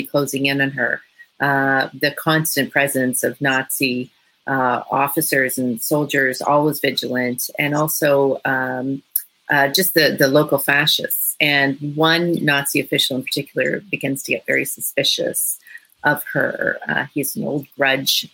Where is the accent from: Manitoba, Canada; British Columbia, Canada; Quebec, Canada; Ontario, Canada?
Ontario, Canada; Toronto; I'm from Toronto